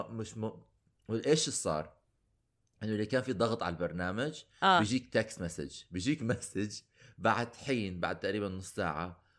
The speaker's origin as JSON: {"language": "Arabic", "country": "Iraq", "said": "فأنا كان في أنا لأنه أنا عراقي ولأنه أنا كبرت ب ب بالحصار"}